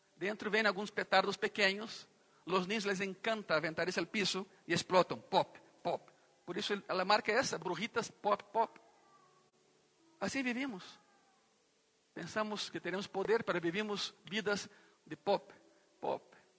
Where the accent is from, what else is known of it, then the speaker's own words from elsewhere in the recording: Goiânia, Goiás, Brazil; Eu cresci em uma cidade em Brasil, que é a capital de um estado ganadero